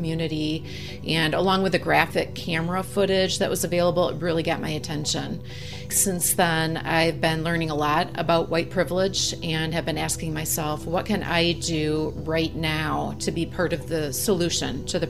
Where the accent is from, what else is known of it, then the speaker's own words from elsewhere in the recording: Midwest, United States; I'm a white woman from the Midwest. I live in a Minneapolis suburb